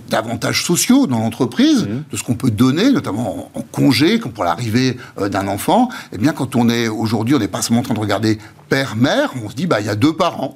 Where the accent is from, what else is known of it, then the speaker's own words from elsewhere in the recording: France; nous-mêmes, en tant que Français